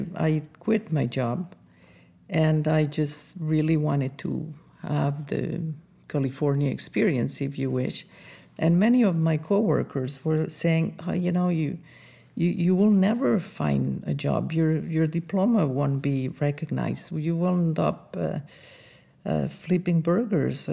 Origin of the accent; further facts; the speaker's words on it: Andorra; moved away as an adult; also born or lived in France; now in United States; I am from a very small country called Andorra